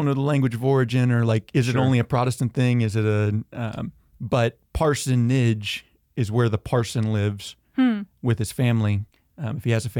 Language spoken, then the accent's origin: English; Georgia, United States; also born or lived in Tennessee; I'm originally from Georgia. And Northeast Tennessee, went back and forth.